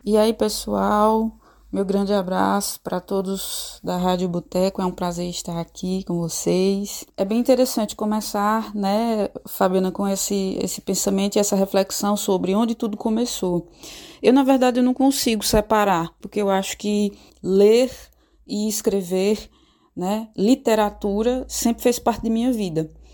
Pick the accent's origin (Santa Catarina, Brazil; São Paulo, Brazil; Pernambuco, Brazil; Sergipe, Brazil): Pernambuco, Brazil; Pedra; somos conterrâneos, né? Dessa cidade maravilhosa